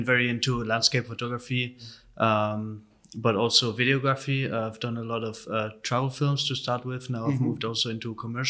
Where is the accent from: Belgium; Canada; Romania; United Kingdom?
Belgium; Brussels, Brussels-Capital Region; born or raised there; moved away as an adult; also born or lived in Hanover, Germany; now in Berlin, Germany